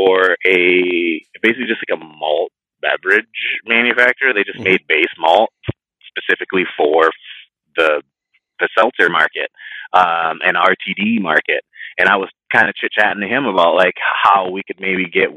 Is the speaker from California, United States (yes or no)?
no; Florida, United States; moved away; I grew up in Florida, so I'm very familiar with Cigar City. I grew up about an hour away from that brewery, from the original one